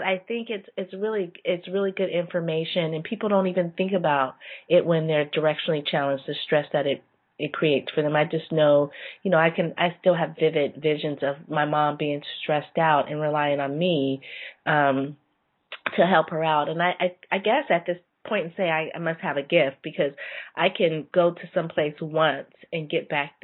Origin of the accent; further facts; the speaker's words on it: San Jose, California, United States; also born or lived in Palo Alto; as a little child, I remember we moved from Palo Alto to San Jose, and I probably was all of six